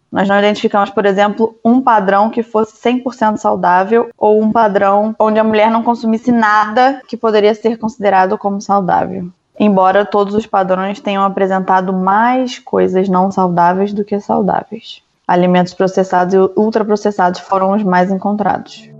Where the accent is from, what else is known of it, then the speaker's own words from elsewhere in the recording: Rio de Janeiro, Brazil; moved away; also born or lived in Belo Horizonte, Brazil; eu sou do Rio